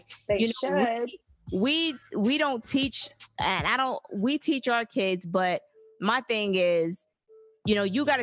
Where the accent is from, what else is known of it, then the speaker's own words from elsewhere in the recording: Alabama, United States; we are from Alabama